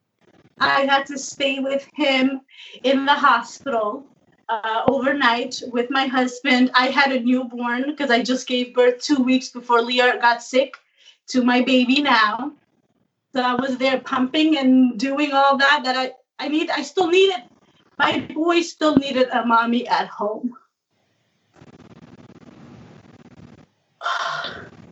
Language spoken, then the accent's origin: English; New Jersey, United States; I'm from New Jersey.